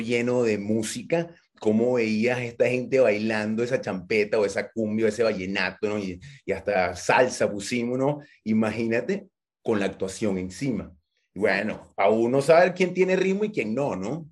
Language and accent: Spanish; Venezuela; yo venezolano, mi, mi, mamá venezolana, mi papá venezolano